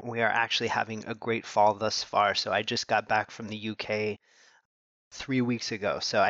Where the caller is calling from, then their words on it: St. Louis, Missouri, United States; So I'm coming to you from St. Louis, Missouri in the U.S.